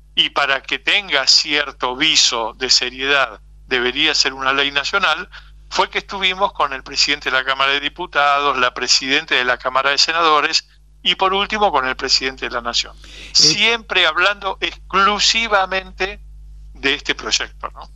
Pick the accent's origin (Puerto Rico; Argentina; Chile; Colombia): Argentina